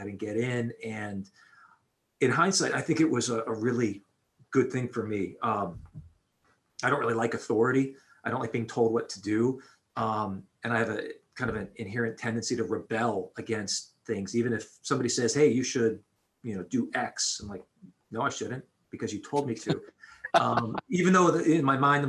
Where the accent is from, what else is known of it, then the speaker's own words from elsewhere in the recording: Pittsburgh, Pennsylvania, United States; I grew up in Pittsburgh